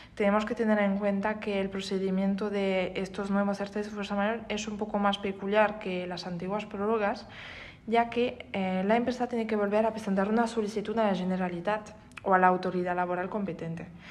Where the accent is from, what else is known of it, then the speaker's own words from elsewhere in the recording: France; Spanish is a second language; moved away as an adult; now in Spain; Soy francesa, pero voy ejerciendo en España desde ya tres años